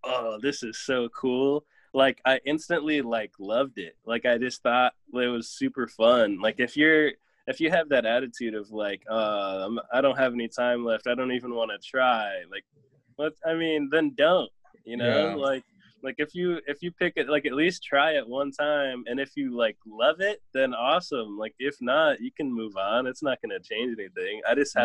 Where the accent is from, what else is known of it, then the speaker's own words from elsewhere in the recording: Aloha, Oregon, United States; born and raised in Oregon